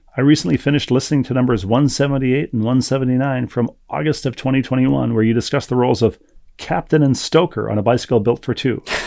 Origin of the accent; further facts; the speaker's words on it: Bloomington, Minnesota, United States; in my hometown of Bloomington, Minnesota.